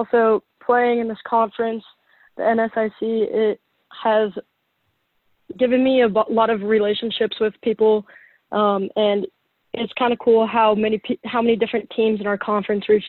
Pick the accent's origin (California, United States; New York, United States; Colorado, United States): Colorado, United States; moved away as an adult; now in Nebraska, United States; I'm from Colorado